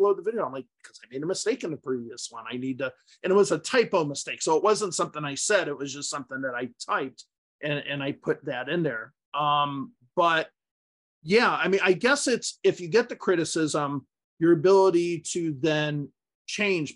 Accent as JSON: {"language": "English", "country": "United States", "also_born_or_lived": "Utah", "first_language": "English", "said": "native English speakers from the United States"}